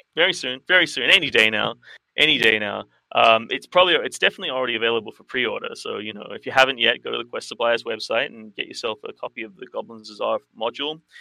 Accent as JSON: {"language": "English", "town": "Sydney", "region": "New South Wales", "country": "Australia", "tie": "born or raised there", "said": "the role playing community that I grew up with in Sydney in the '90s"}